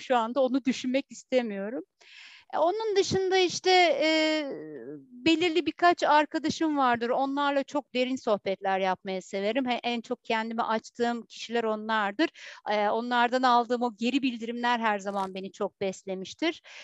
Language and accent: Turkish; Heybeliada, Istanbul, Turkey; aynı zamanda Heybeliliyim.